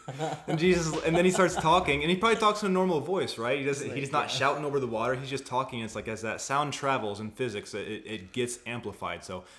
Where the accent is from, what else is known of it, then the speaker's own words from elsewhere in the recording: Indiana, United States; now in Arizona, United States; I'm from Indiana. But Indiana. I've been out here for 8 years, so yeah, I'm accustomed here.